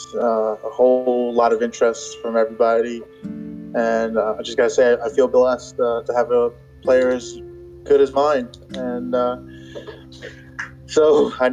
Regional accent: New York City, New York, United States; I was born in New York, born and raised. I'm a little Brooklynite

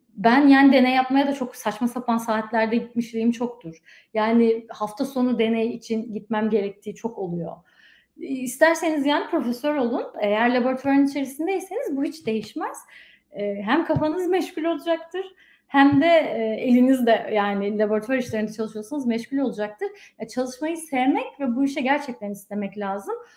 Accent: Afyonkarahisar, Turkey; moved away as an adult; also born or lived in Izmir, Turkey; now in United States; ben Afyonluyum aslen

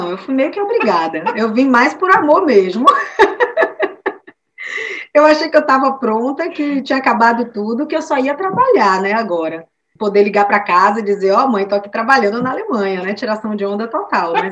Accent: Salvador, Bahia, Brazil; born or raised there; moved away as an adult; now in Bremen, Germany

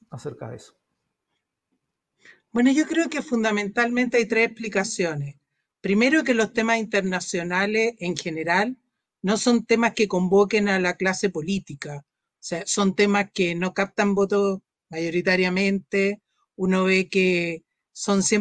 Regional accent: Peru; now in Chile; Yo viví mi infancia en Perú y siempre me, llamó la atención el contraste que tenía entre lo que me habían enseñado en Perú y lo que después había percibido aquí en Chile

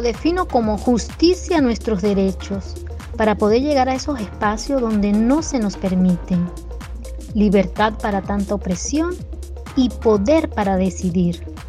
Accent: Venezuela; moved away as an adult; now in Brazil; venezolana de nacimiento

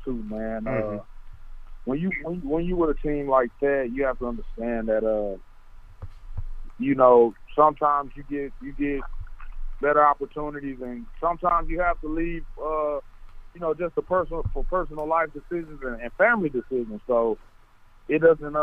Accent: Texas, United States; I was from Texas

